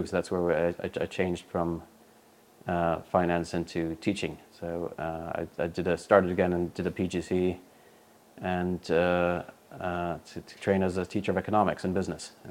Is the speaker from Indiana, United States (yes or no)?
no; New York City, New York, United States; accent: East Coast; Well, um, I was I was born and raised in New York City, um, or just outside of New Jersey, uh, of a, a, British father and a South American mother.